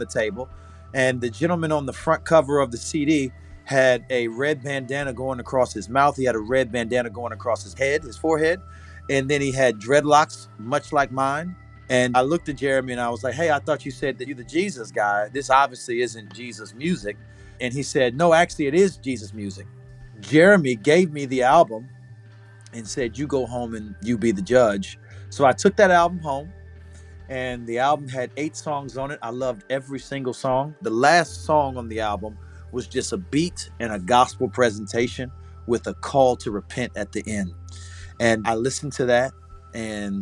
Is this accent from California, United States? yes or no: no; St. Petersburg, Florida, United States; also born or lived in Southern Illinois; I'm from Southside, St. Petersburg. I was raised partially there. The other half of my childhood I spent in Southern Illinois on an Air Force base